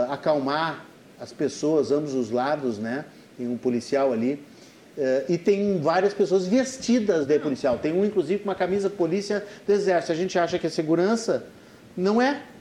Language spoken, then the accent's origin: Portuguese; Porto Alegre, Rio Grande do Sul, Brazil; eu nasci em Porto Alegre há 55 anos